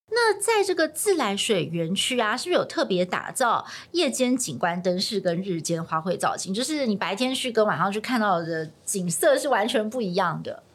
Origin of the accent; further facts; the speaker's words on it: Taipei, Taiwan; 我是台北人哦，是。我从小就在台北长大，就是在台北待了四十几年